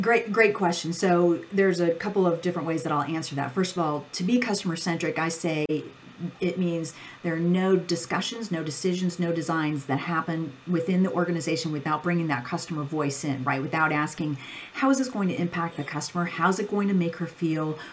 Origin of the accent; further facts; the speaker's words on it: Ohio, United States; I grew up on a farm in Ohio